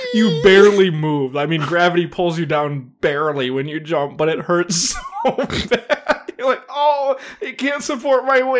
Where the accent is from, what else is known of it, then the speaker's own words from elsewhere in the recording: Wisconsin, United States; Yep, I'm from Wisconsin, and it's a Wisconsin triple cheese tri-dippable triple blend.